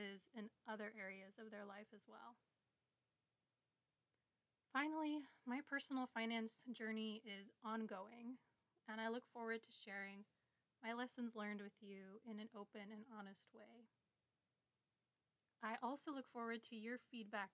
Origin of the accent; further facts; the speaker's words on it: Midwest, United States; I grew up in the Midwest with a twin sister